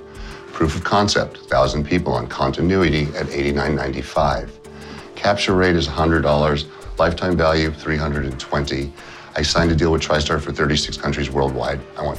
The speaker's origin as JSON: {"language": "English", "region": "California", "country": "United States", "tie": "born or raised there", "said": "I grew up out here in California for most of my life"}